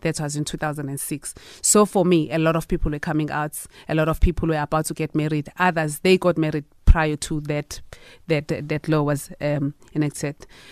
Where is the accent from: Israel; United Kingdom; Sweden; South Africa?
South Africa; as a South African citizen